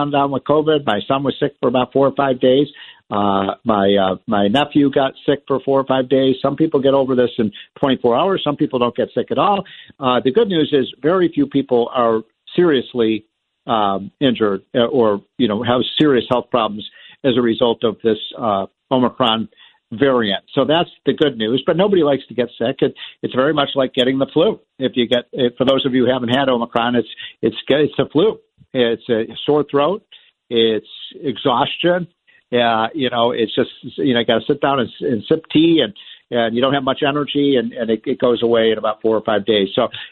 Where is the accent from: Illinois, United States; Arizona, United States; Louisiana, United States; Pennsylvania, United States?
Illinois, United States; Chicago; I am from Chicago. Many of you who are regular listeners of the show know that I love my home city of Chicago